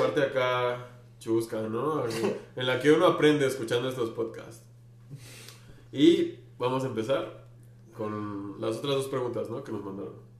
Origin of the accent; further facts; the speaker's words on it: Mexico City, Mexico; accent: chilango; Yo sí estoy orgulloso de mi acento chilango